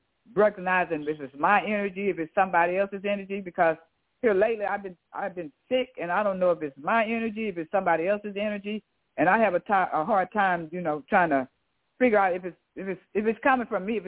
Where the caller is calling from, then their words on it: Houston, Texas, United States; I'm calling from Houston.